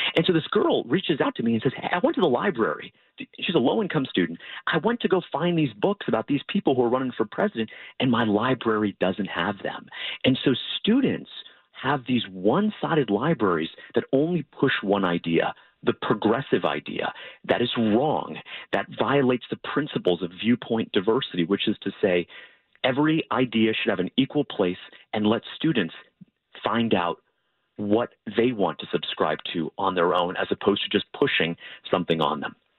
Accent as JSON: {"language": "English", "region": "Florida", "country": "United States", "said": "my home state of Florida"}